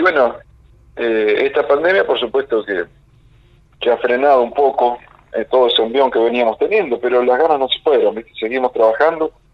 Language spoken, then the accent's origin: Spanish; Santa Teresa, Santa Fe, Argentina; moved away as an adult; now in Junín, Argentina; el barrio donde yo me crié, ahí en Santa Teresa